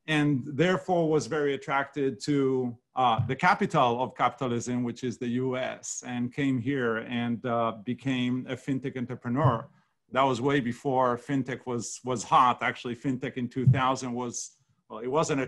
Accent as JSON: {"language": "English", "country": "Israel", "tie": "born or raised there", "moved": "as an adult", "lives_now": "United States", "said": "I grew up in Israel"}